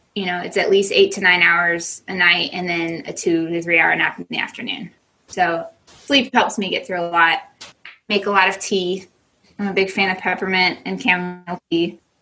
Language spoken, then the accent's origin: English; United States; moved away as an adult; as an American